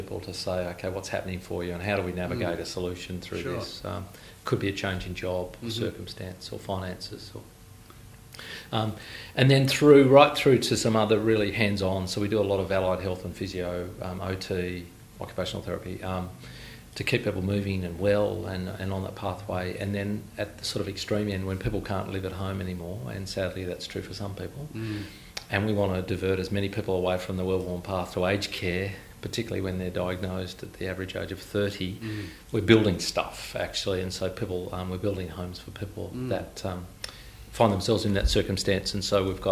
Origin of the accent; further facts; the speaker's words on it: Inverell, New South Wales, Australia; moved away; I was born in Inverell, where that sort of stopped after that moving process. So that's all I ever knew as a kid